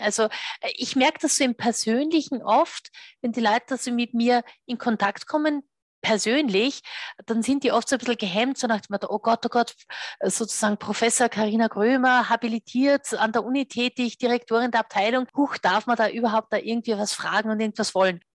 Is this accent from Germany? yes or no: no; Austria; Bei uns in Österreich